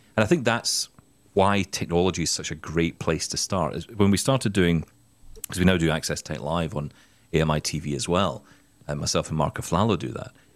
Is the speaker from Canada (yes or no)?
no; Scotland, United Kingdom; I'm Scottish